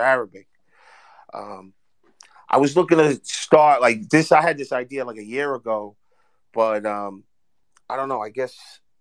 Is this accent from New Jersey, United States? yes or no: yes; Hoboken, New Jersey, United States; I'm from Hoboken, but I know North New Jersey.